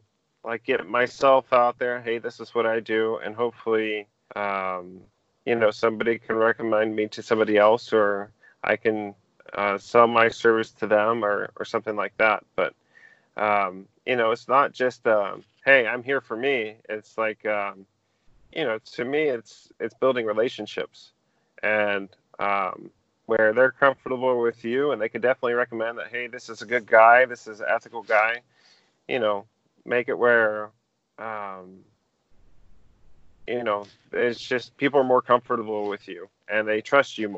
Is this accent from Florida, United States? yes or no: yes; Bonita Springs, Florida, United States; also born or lived in Naples, Florida; I grew up in Southwest Florida. I was born in Naples Community Hospital, and I lived in Bonita most of my life.